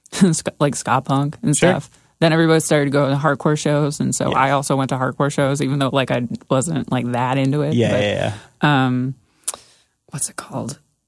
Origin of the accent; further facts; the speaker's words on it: Martinsville, New Jersey, United States; I lived like up the hill from Boundbrook. Okay. I grew up in Martinsville.